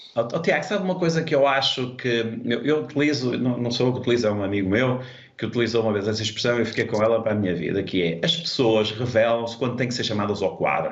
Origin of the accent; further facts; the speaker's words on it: Portugal; sou português